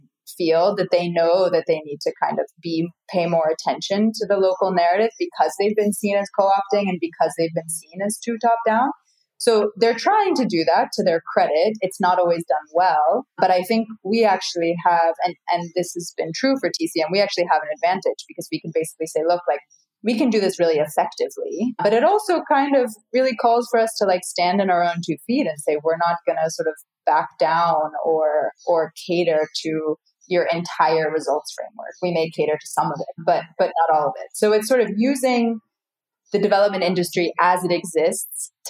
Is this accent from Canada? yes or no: no; United States; now in Islamabad, Pakistan; as an American